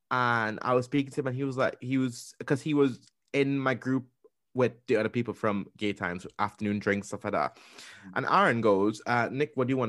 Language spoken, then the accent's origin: English; Trinidad & Tobago; accent: Trinidadian; Back then, my Trinidad accent was so strong and so thick. Like, you honestly couldn't understand me.